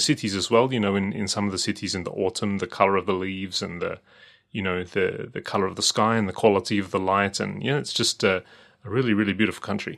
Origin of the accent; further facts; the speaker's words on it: Australia; as an Australian